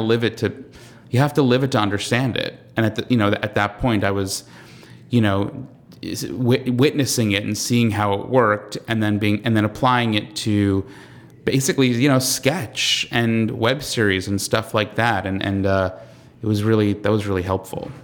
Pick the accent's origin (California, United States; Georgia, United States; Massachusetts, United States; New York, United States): New York, United States; Long Island; I'm from, I'm from Long Island, so I'm peripherally from New York